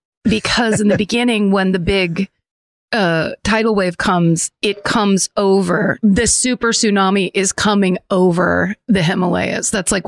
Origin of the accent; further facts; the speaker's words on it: Northern California, United States; I'm from Northern California